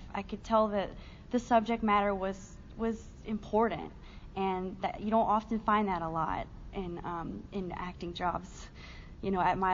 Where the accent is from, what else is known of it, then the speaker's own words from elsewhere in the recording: Shelby, North Carolina, United States; moved away; I felt really different in my hometown, and I'm from a really small rural town in North Carolina